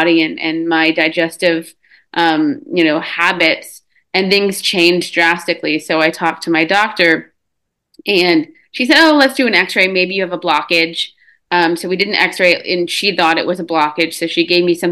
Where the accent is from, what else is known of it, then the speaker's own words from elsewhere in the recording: Texas, United States; born and raised in Texas